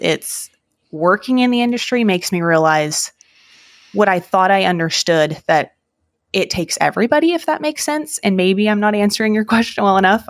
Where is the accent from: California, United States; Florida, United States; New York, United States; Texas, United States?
California, United States; Salinas; now in Missouri, United States; I was born and raised in Salinas, California